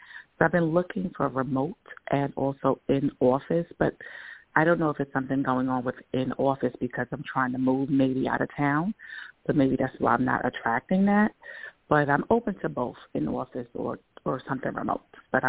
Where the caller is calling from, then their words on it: New York, United States; Oh, hi. This is … from New York.